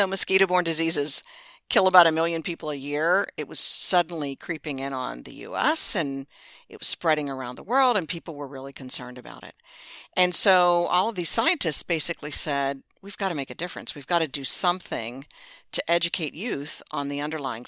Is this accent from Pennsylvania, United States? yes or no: yes; Pittsburgh, Pennsylvania, United States; now in Virginia, United States; I grew up in Pittsburgh, and there were just people in my neighborhood who just weren't expected to go to college